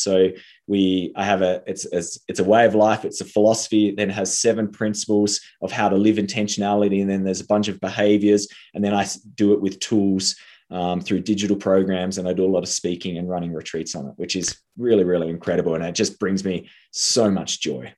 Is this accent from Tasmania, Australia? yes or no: yes; Tasmania, Australia; moved away; I came from Tasmania, and there in Tasmania, success is being a doctor.